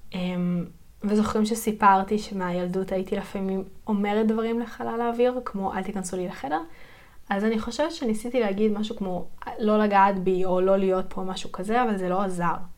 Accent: Yeruham, Southern District, Israel; אני גדלתי בירוחם. זה עיר בדרום הארץ

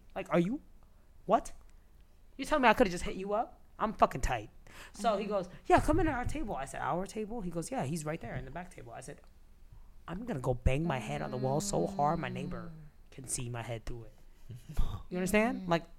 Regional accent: New York City, New York, United States; I'm from New York City.

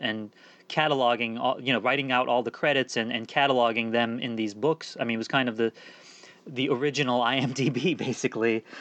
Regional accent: Washington, District of Columbia, United States; born or raised there; also born or lived in England / Turkey

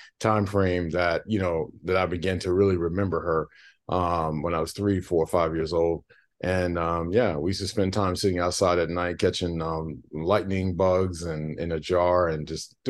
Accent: South Boston, Virginia, United States; we're from South Boston, Virginia, which is a very, very small town

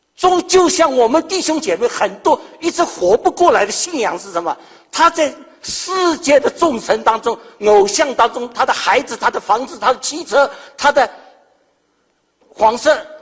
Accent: Shanghai, China; moved away as an adult; also born or lived in Maryland, United States; 我是上海人

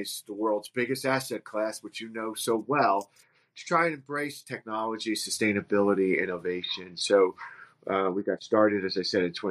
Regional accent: Livingston, New Jersey, United States; I grew up in New Jersey in Essex County in a town called Livingston

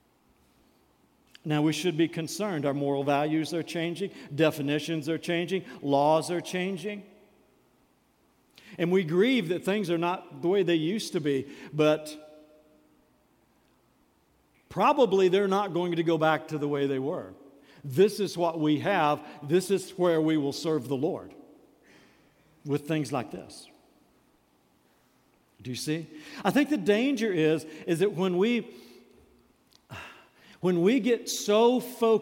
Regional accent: United States; As American Christians

